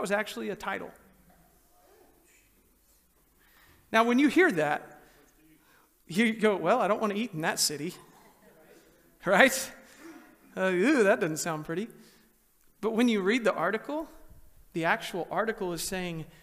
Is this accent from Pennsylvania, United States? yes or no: no; Texas, United States; moved away; where I grew up in Texas